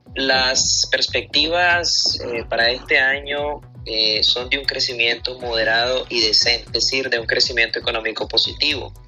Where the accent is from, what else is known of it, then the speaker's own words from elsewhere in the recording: Nicaragua; Nosotros los nicaragüenses